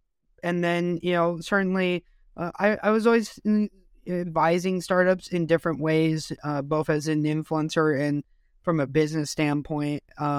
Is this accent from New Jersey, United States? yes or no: no; Los Angeles, California, United States; So for me … from Los Angeles. I grew up in a military family in the United States. So I got to live all over the world and really experience different things.